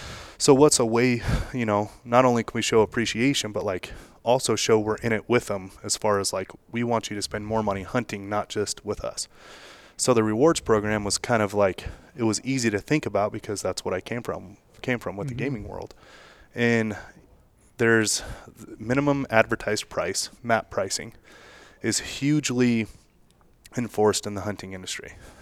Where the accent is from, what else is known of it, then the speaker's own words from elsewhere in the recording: Las Vegas, Nevada, United States; So I'm from the gaming, and I'm born and raised in Las Vegas, from the gaming industry, obviously.